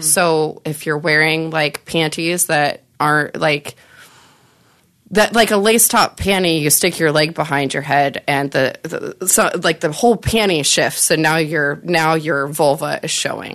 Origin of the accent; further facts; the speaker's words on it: Nebraska, United States; I'm from Nebraska originally